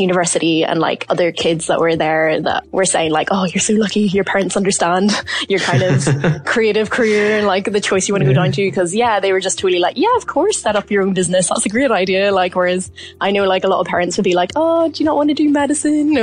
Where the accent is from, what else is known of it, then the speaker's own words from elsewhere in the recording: Mourne area, South Down, Northern Ireland, United Kingdom; I'm from the Mourne's area in South Down, Northern Ireland